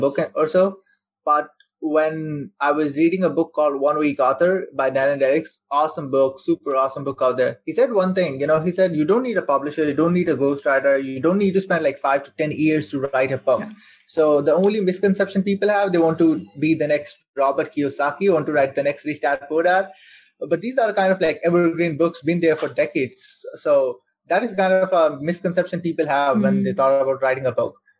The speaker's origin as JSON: {"language": "English", "country": "Saudi Arabia", "tie": "born or raised there", "said": "I'm born and raised in Saudi Arabia. So I spent my whole life over there."}